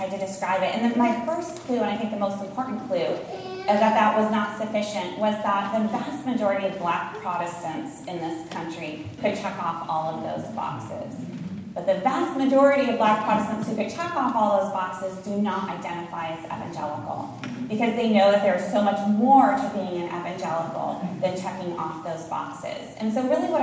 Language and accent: English; Iowa, United States; born or raised there